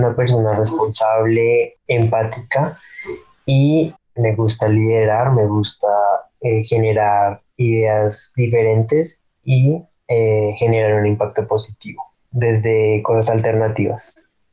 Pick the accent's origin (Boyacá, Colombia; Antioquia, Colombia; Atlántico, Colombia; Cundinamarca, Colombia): Cundinamarca, Colombia; Sopó; also born or lived in Guatavita / Zipaquirá; now in Tabio, Colombia; mi infancia fue en Sopó, allá pues vive mi familia por parte de papá y pues allá me crié básicamente.